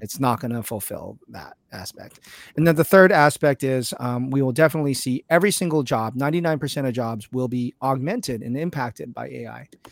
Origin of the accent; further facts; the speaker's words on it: California, United States; I'm a Californian